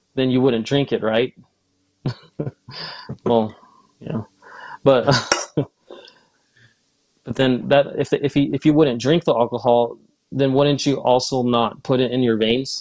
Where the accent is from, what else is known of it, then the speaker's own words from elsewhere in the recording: Ogden, Utah, United States; also born or lived in California; I was raised in Utah